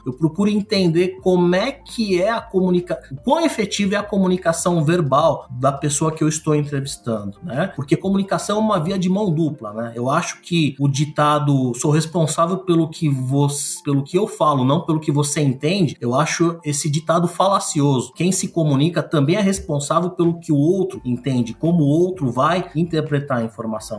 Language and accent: Portuguese; São Paulo, Brazil; nascido e criado em São Paulo